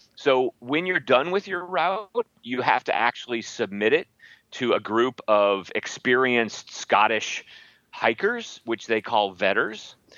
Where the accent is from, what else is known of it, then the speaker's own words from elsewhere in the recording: Midwest, United States; I'm from the Midwest